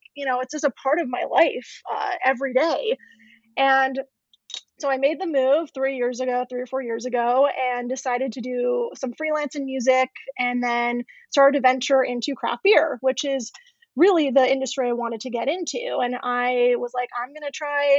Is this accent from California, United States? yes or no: yes; Orange County, California, United States; moved away; I pretty much grew up in Orange County most of my life